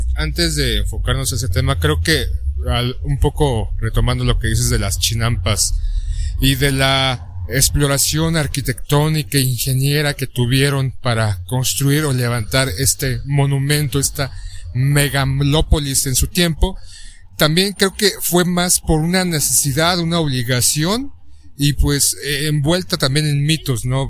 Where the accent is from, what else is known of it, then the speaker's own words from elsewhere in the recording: Mexico; soy un mexicano más